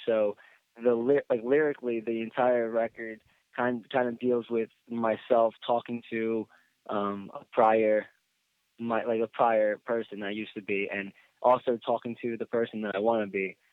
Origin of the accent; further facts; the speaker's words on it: Philadelphia, Pennsylvania, United States; also born or lived in Boston; I eventually decided just to come back to my hometown